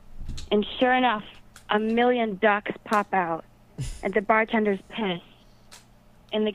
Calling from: Rhinebeck, New York, United States; Hello, it's Cameron from Rhinebeck, New York.

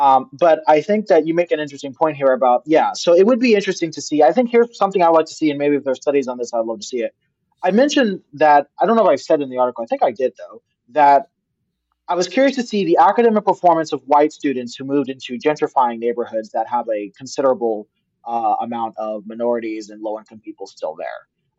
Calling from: California, United States; I'm coming from the Bay Area

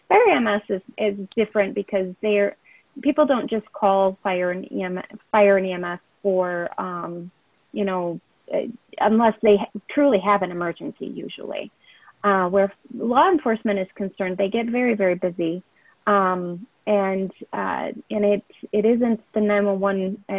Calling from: Michigan, United States; No, I'm actually in Michigan. I am a remote employee for NENA.

